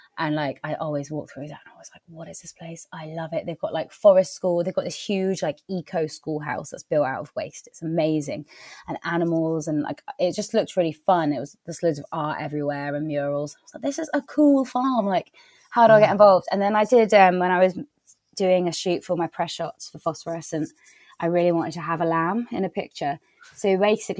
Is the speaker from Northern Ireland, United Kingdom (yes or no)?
no; Wiltshire, South West England, United Kingdom; now in Somerset, United Kingdom; I'm from Wiltshire, so it's not, I feel like I come back home a bit